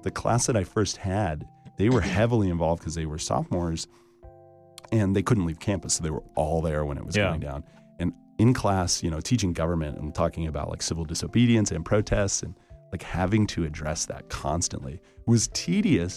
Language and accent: English; Mariposa, California, United States; my hometown is called Mariposa, and it's like right before you get into Yosemite